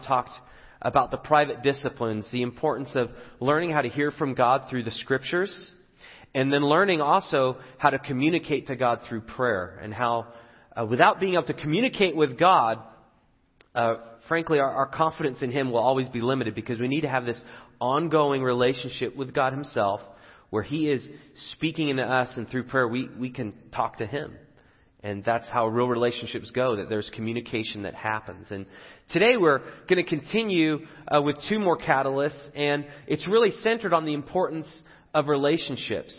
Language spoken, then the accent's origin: English; England, United Kingdom; moved away; I'm from England